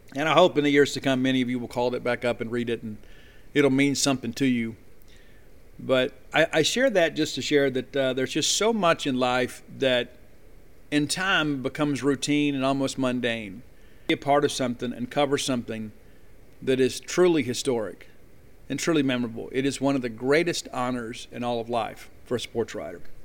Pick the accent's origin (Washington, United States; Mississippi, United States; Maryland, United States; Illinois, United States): Mississippi, United States; South; now in Starkville, United States; I grew up down here in South Mississippi